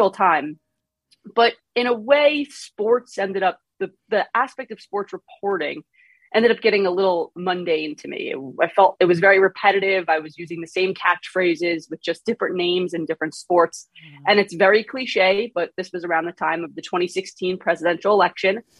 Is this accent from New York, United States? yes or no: yes; Long Island, New York, United States; accent: New York; moved away as an adult; now in Washington, D.C., United States; I'm from New York. I grew up on Long Island